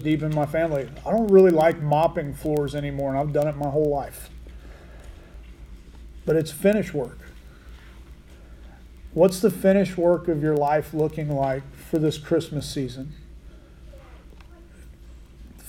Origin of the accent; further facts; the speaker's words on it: Laverne, Oklahoma, United States; now in Buffalo, United States; I grew up in Laverne.